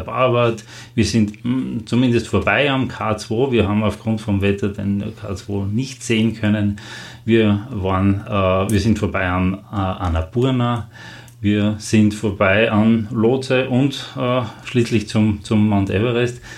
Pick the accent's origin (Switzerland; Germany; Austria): Austria; als Österreicher